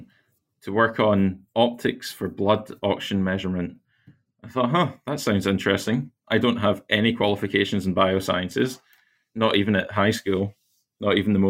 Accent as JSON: {"language": "English", "region": "near Glasgow in Scotland", "country": "United Kingdom", "tie": "born or raised there", "said": "So I grew up near Glasgow in Scotland, out not too far in the countryside"}